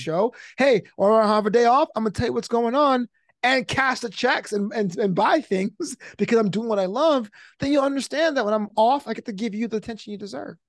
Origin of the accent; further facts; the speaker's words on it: New York City, New York, United States; now in Los Angeles, United States; a comedy special in the Kings Theater in Brooklyn, back in my hometown.